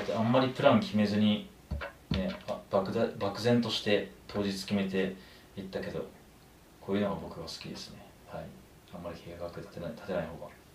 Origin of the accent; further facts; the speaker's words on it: Kumamoto, Japan; now in Tokyo, Japan; 熊本の地元の先輩の野田さん